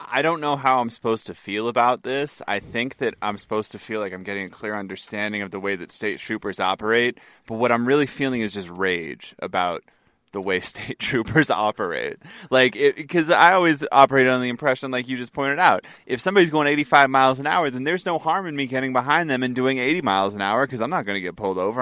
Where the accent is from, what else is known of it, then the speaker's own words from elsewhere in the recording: United States; I'm an American